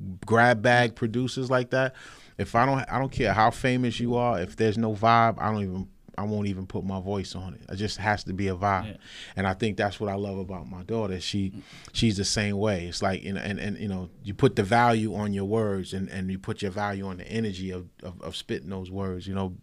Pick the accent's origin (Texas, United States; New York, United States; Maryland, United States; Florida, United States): New York, United States; North Babylon; also born or lived in Nassau County, New York; I'm from North Babylon. Actually, naturally from North Nassau County. But when I was younger, we moved out east here to North Babylon